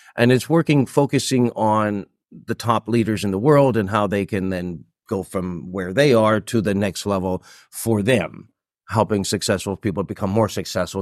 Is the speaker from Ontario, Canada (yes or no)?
yes; Toronto, Ontario, Canada; born or raised there; moved away as an adult; also born or lived in Japan; now in Singapore